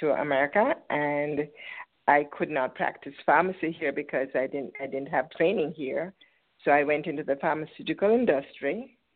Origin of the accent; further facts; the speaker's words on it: Port Antonio, Portland, Jamaica; moved away as an adult; now in United States; I was born in Port Antonio. It's in the east side of the island.